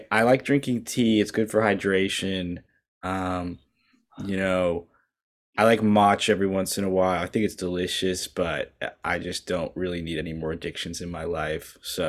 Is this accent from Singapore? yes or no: no; Canada; Unfortunately, I am a Christian. I'm a Canadian.